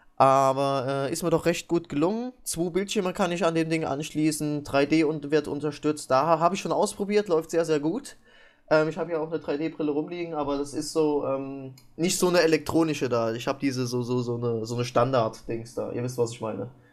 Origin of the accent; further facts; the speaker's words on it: East Germany, Germany; Ich bin ja auch Ossi